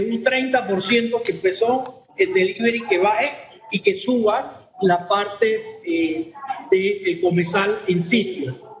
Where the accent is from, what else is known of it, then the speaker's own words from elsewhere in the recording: Panama; te hablo como panameño